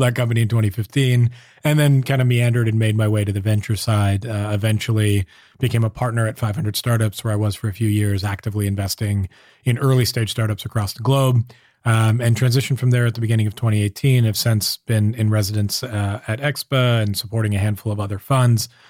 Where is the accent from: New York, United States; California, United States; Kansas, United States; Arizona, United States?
California, United States; Southern; moved away as an adult; now in San Francisco, United States; I grew up down in Southern California